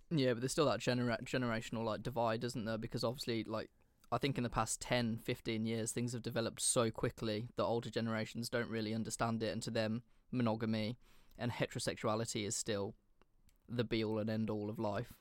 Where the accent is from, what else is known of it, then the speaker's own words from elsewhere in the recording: England, United Kingdom; As an Englishman